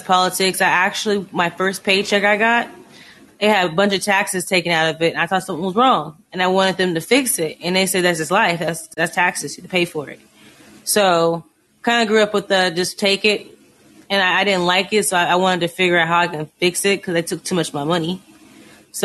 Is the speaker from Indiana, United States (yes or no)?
yes; Indiana, United States; now in Texas, United States; I grew up in Indiana, predominantly white and, you know, black people